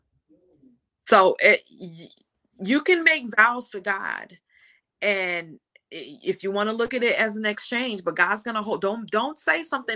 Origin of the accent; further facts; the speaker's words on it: Jamaica; I'm from Jamaica